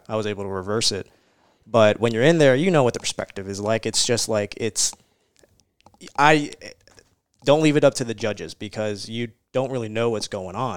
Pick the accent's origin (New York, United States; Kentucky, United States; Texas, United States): Kentucky, United States; Louisville; also born or lived in California; Here in Louisville, in Louisville